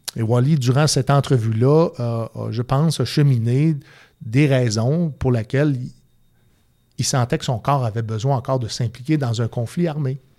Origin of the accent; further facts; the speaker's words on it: Quebec City, Quebec, Canada; j'ai grandi au Patro Rocamadour